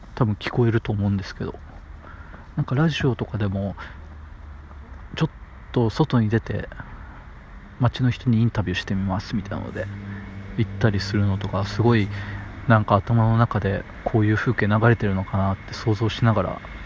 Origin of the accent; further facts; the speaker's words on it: Matsuyama, Ehime, Japan; 愛媛県の出身でして、まあ、松山市ってところで道後温泉があるところですね